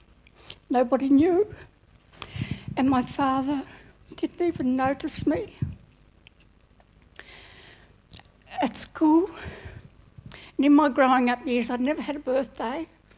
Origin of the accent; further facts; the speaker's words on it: Hobart, Tasmania, Australia; I was born in Hobart during the war